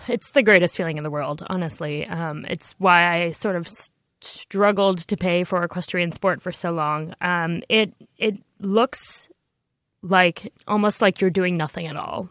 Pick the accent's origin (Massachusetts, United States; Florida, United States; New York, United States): New York, United States; I grew up in New York where I didn't know how to drive a car until I was thirty years old